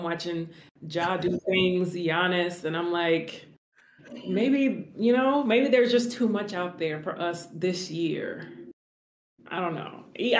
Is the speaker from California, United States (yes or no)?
yes; Covina, California, United States; I was born in Covina